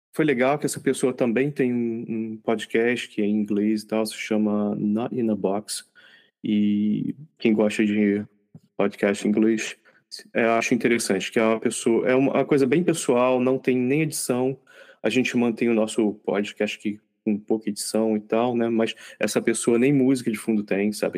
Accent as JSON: {"language": "Portuguese", "region": "Rio de Janeiro", "country": "Brazil", "said": "somos, somos cariocas, né? Os três aqui na gravação"}